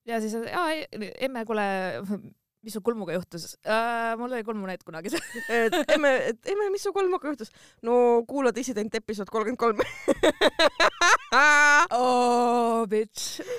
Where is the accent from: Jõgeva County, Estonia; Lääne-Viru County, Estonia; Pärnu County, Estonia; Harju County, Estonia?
Harju County, Estonia; Tallinn; ma olen Lasnamäelt